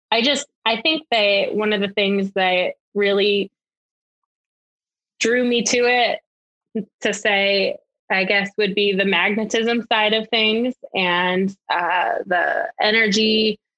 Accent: Connecticut, United States; I am not imported. I'm originally from Connecticut, but I have heard that I don't have that accent because I'm smack right next to Boston and New York and I seem to just have a regular voice.

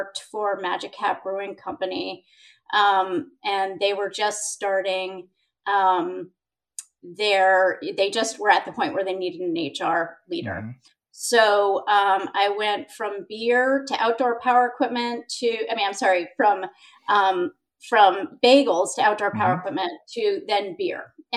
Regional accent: Massachusetts, United States; also born or lived in Breckenridge, Colorado; now in Burlington, United States; I was from Massachusetts. I am from Massachusetts

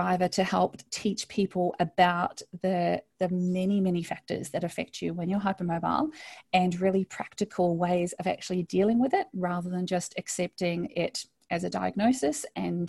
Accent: New Zealand; moved away as an adult; now in Australia; I grew up in New Zealand, so a lot of people think I'm Australian, but I'm actually a Kiwi

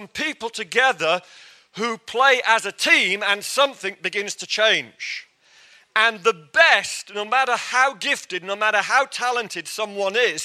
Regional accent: England, United Kingdom; I'm English

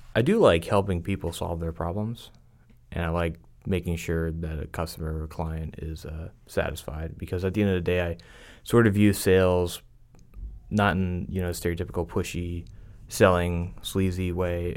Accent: Pennsylvania, United States; moved away as an adult; also born or lived in Tampa, Florida; now in Dallas, United States; I'm originally from Pennsylvania

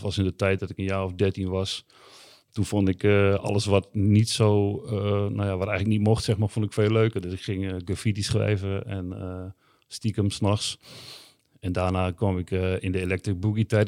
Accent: Groningen, Netherlands; ik kom uit de Indische buurt

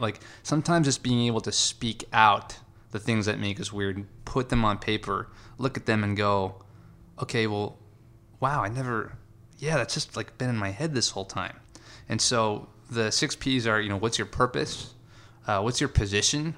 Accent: Long Island, New York, United States; moved away as an adult; also born or lived in California; I loved growing up in New York.

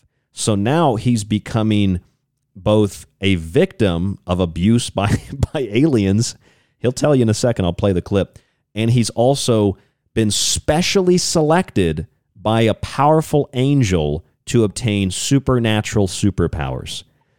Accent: Florida, United States; where I grew up in Florida.

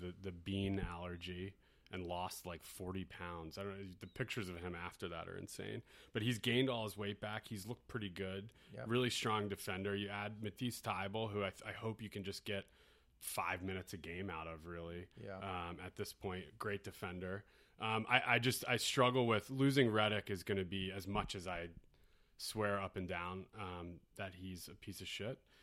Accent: Philadelphia, Pennsylvania, United States; As a Philadelphian

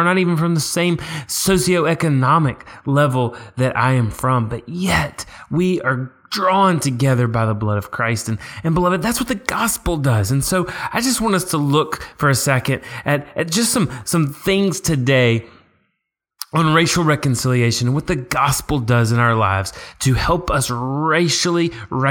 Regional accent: Tuscaloosa, Alabama, United States; growing up in Tuscaloosa, Alabama

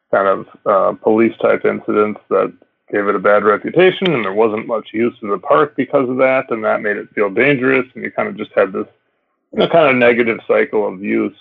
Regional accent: Minneapolis, Minnesota, United States; I grew up in Minneapolis as well, and my high school ski team, we skied here when I was in high school

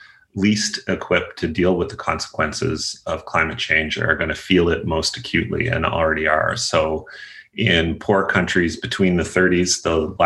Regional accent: eastern Nova Scotia, Canada; I'm a Canadian, grew up in a coal mining town in eastern Nova Scotia

